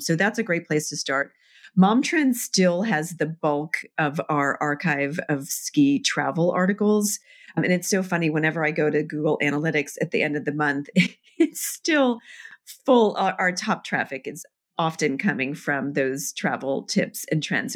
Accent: Annapolis, Maryland, United States; also born or lived in New York; now in Vermont, United States; I grew up in Annapolis, Maryland

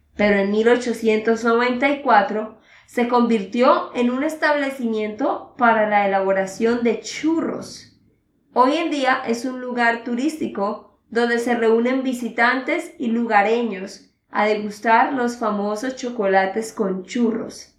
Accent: Santander, Colombia; de Santander, Colombia

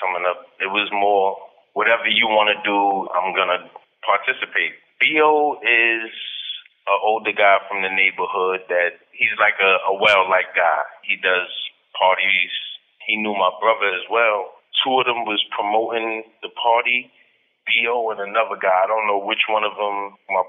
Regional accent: Brooklyn, New York, United States; Yeah, very. My mother and my father weren't really in my life. It was more my grandmother and my brother.

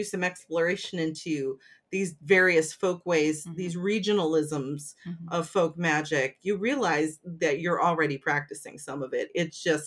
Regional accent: United States; I am an American

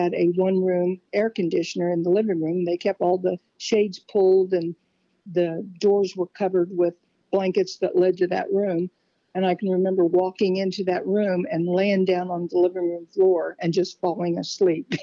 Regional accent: Fulton County, Illinois, United States; also born or lived in Canton, Illinois / Little America, Illinois; Fulton County, Illinois. Never was far from Fulton County, Illinois my whole life

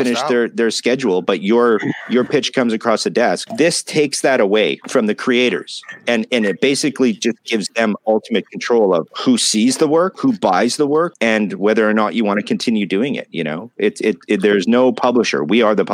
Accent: Canada; I'm Canadian.

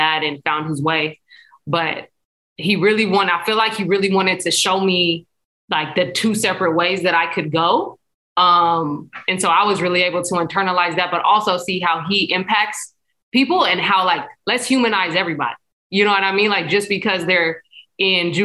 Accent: San Diego, California, United States; I'm from Spring Valley, which is like Southeast San Diego

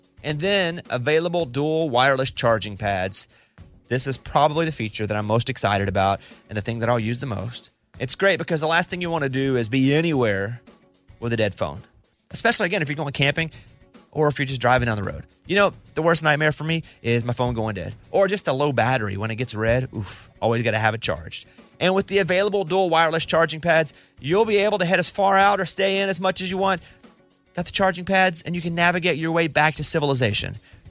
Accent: Arkansas, United States; Because I grew up in a state where we didn't have... I'm from Arkansas. There really wasn't hockey there.

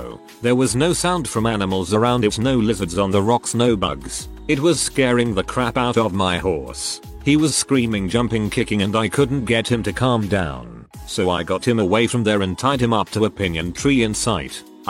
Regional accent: New Mexico, United States; I grew up on the New Mexico reservation. I'm white, my stepfather is Navajo.

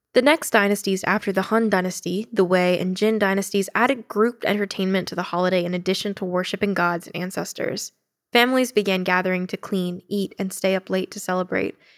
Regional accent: United States; I'm really proud of being Asian American

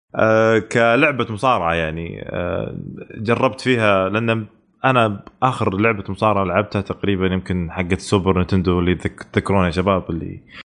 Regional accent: Saudi Arabia; عندنا في السعوديه

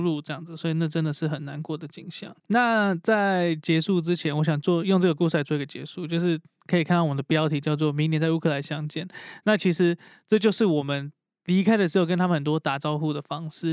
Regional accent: Taiwan; 希望我们台湾人不要等到这样的事情发生之后，我们才开始呃爱我们的国家

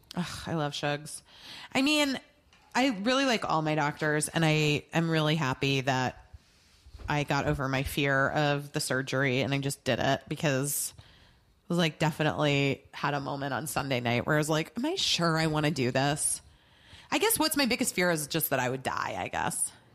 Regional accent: Arizona, United States; I'm from Arizona

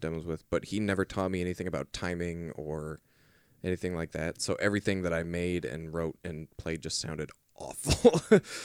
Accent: Portland, Oregon, United States; where we kinda grew up

